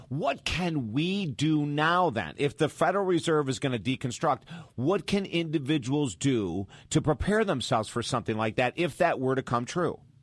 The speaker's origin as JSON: {"language": "English", "town": "Syracuse", "region": "New York", "country": "United States", "moved": "yes", "said": "I'm from Syracuse, New York, right down the road, originally from Syracuse, New York"}